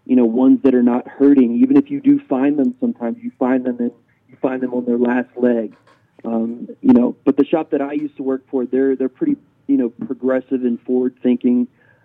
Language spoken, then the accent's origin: English; Alabama, United States; moved away as an adult; now in Colorado Springs, United States; we're from Alabama originally.